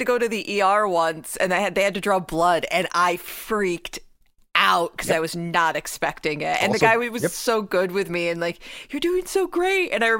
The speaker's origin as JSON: {"language": "English", "region": "Georgia", "country": "United States", "tie": "born or raised there", "moved": "yes", "said": "I grew up in Georgia for 10 plus years."}